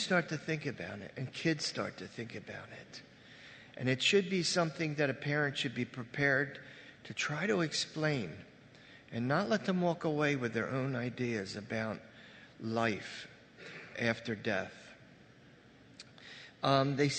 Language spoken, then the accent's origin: English; Red Bank, United States; I grew up right on Red Bank here